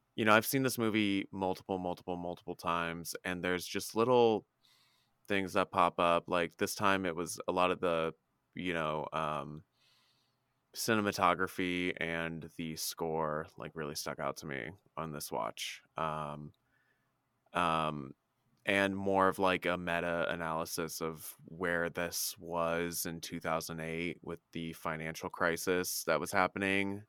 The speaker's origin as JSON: {"language": "English", "town": "Indianapolis", "region": "Indiana", "country": "United States", "tie": "born or raised there", "moved": "yes", "said": "I was back in town in my hometown in Indy"}